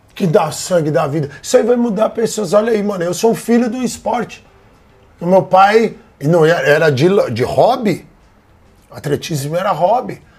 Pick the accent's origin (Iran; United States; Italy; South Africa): United States; now in Brazil; eu fui criado nos Estados Unidos